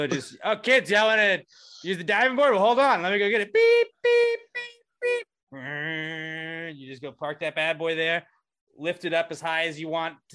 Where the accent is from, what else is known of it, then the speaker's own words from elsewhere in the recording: Texas, United States; we're from Texas